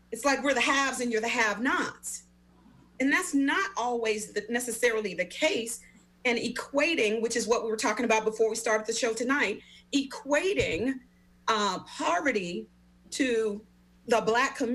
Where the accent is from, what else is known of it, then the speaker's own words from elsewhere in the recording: Memphis, Tennessee, United States; I, am originally from Memphis, Tennessee, born and raised in Memphis, Tennessee.